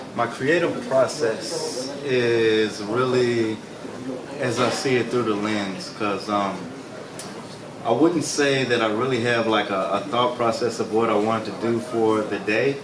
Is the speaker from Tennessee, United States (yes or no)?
yes; Memphis, Tennessee, United States; moved away; I'm from Memphis, Tennessee, born and raised.